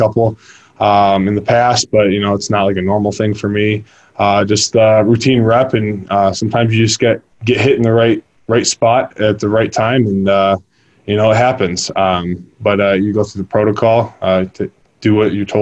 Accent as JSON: {"language": "English", "region": "Michigan", "country": "United States", "said": "I'm from Michigan, so I go back up to Michigan"}